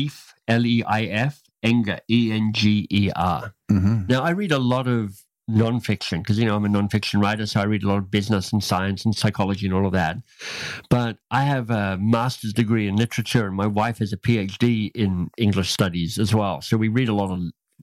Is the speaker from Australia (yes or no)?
yes; Australia; moved away as an adult; also born or lived in United States; I grew up in Australia